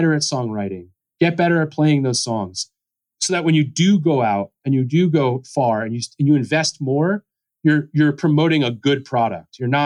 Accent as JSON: {"language": "English", "region": "Pennsylvania", "country": "United States", "said": "I'm from Pennsylvania"}